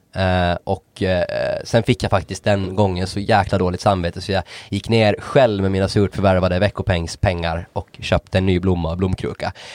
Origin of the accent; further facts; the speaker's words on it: Åland Islands; jag hade lite bättre accent trots att jag är från Åland